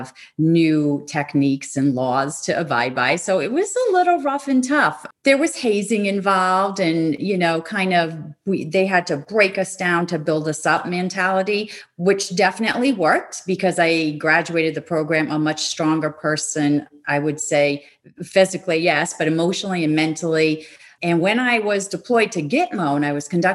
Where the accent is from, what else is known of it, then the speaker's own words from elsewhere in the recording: Rhode Island, United States; I was living in Rhode Island at the time, my hometown or my home state